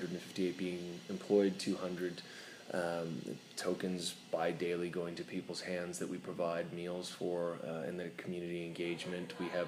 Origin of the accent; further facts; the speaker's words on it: Scotland, United Kingdom; born there; also born or lived in Tunisia / London / Calgary / Nova Scotia; I was born in Scotland, I lived in Tunisia, in London, England, lived in Calgary, okay, in Nova Scotia.